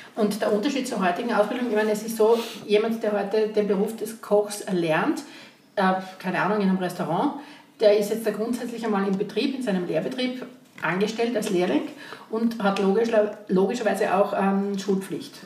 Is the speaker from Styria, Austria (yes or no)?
yes; Graz, Styria, Austria; bei uns in Graz, Umgebung, Steiermark